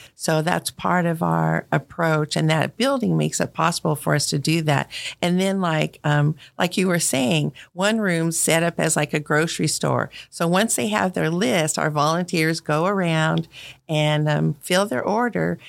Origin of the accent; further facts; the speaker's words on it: Colorado, United States; moved away as an adult; now in Fairborn, United States; I grew up in Colorado